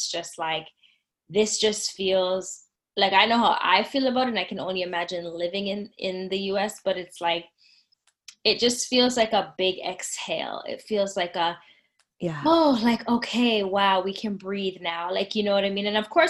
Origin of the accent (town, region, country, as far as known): Canada